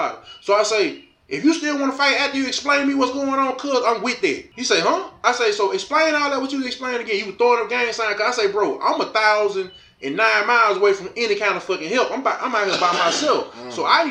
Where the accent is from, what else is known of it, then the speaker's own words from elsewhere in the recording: Shreveport, Louisiana, United States; moved away; I'm from Shreveport, Louisiana.